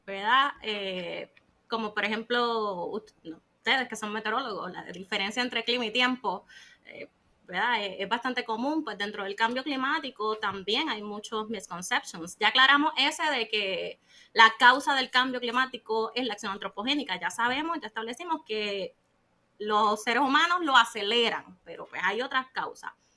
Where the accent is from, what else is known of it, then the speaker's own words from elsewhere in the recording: Puerto Rico; soy de Puerto Rico y vivo aquí en la isla